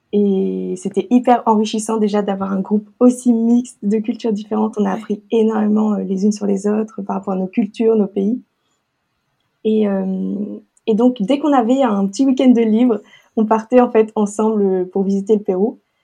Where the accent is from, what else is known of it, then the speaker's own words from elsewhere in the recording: Lille, Hauts-de-France, France; moved away as an adult; also born or lived in Arequipa; now in La Ciotat, France; je viens de Lille et j'habite à La Ciotat